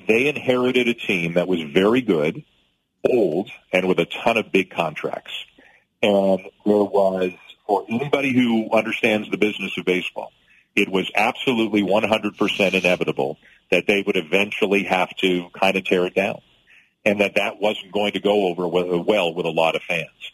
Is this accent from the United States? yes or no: no; Canada; to be a Canadian who calls games in both countries